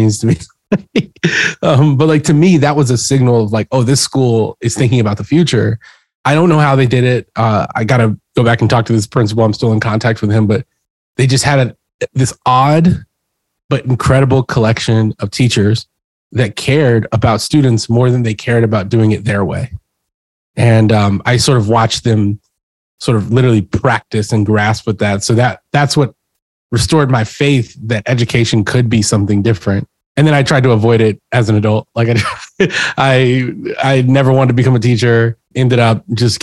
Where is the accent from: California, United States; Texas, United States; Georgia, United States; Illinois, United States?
Texas, United States; Houston; I grew up in Texas and in Houston